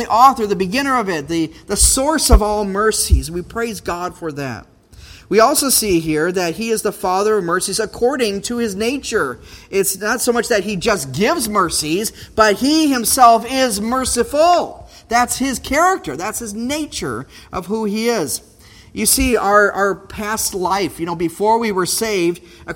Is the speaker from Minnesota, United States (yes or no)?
yes; Brainerd, Minnesota, United States; Growing up in Brainerd area